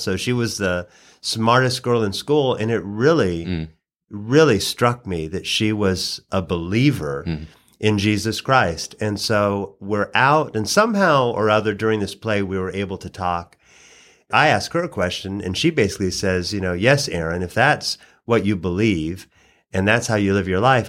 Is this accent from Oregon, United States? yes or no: yes; Oregon, United States; moved away as an adult; also born or lived in Hawaii / Louisville, Kentucky / Washington, D.C.; now in Atlanta, United States; But originally, I hail from Oregon, so I'm a long way from my original home.